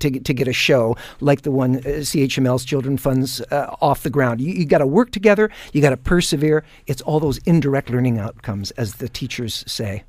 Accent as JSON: {"language": "English", "town": "Hamilton", "region": "Ontario", "country": "Canada", "tie": "born or raised there", "said": "born and raised in Hamilton"}